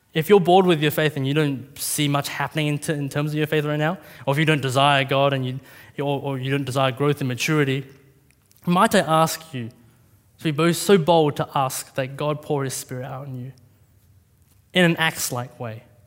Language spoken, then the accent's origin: English; Australia; a Vietnamese kid growing up in Australia